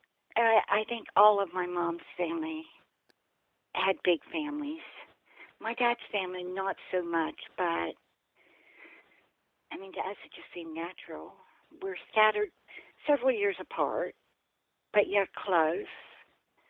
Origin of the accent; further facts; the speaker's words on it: West Virginia, United States; we all grew up in West Virginia for the most part